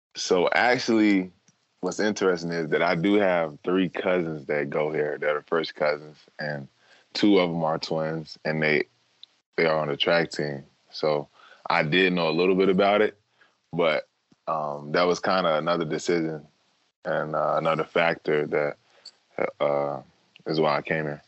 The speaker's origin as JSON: {"language": "English", "town": "Durham", "region": "North Carolina", "country": "United States", "tie": "born or raised there", "said": "growing up in North Carolina"}